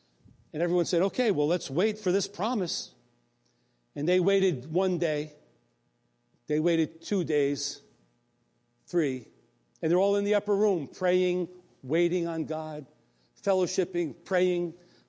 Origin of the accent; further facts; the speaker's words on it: New York, United States; moved away as an adult; also born or lived in North Carolina; we relocated from North Carolina back home to New York.